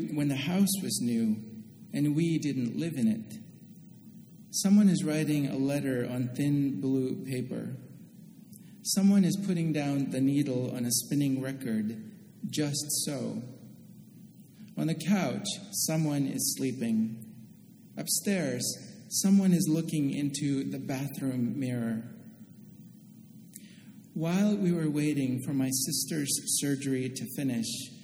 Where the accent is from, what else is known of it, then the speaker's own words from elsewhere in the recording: Oakland, California, United States; moved away; I grew up in Oakland, California, and my parents have lived in the same house for almost 40 years now